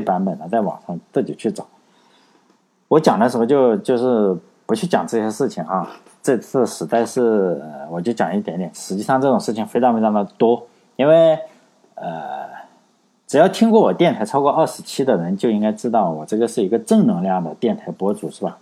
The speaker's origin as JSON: {"language": "Chinese", "country": "China", "said": "我我们中国人"}